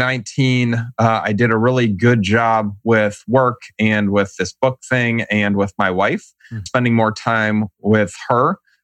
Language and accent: English; Shaker Heights, Ohio, United States; accent: flat affect, Midwest; also born or lived in North Carolina; I am a Cleveland guy, so Cleveland, Ohio, and more properly, Shaker Heights.